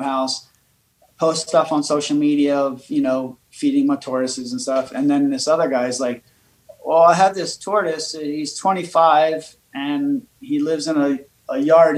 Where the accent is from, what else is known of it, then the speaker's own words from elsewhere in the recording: Baltimore, Maryland, United States; also born or lived in Florida; I grew up in Baltimore, moved to Florida, lived on an island